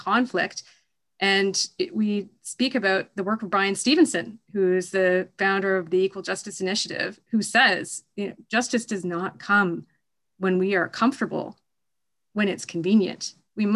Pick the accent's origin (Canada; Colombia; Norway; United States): Canada; I'm Canadian